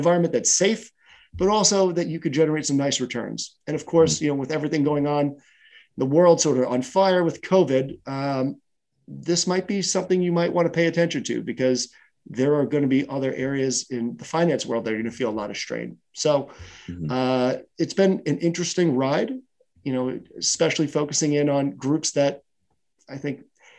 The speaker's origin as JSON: {"language": "English", "region": "New York", "country": "United States", "tie": "born or raised there", "said": "I grew up in New York, and, you know, as a kid, we played football on the street."}